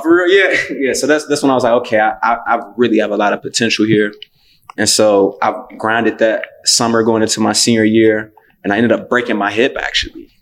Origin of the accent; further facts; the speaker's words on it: Cincinnati, Ohio, United States; I'm from Cincinnati